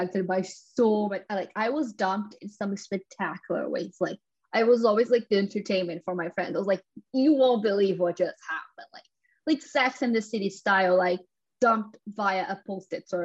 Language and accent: English; São Paulo, Brazil; now in London, United Kingdom; I grew up in Sao Paulo and then I moved to London